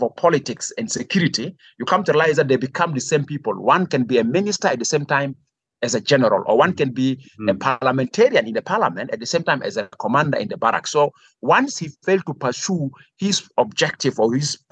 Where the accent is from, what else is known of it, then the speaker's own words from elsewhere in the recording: South Sudan; our country, South Sudan and Sudan